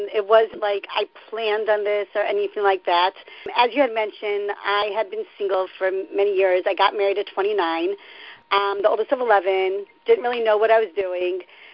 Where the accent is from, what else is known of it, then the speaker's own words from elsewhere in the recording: Baltimore, Maryland, United States; moved away as an adult; now in Israel; I'm from Baltimore.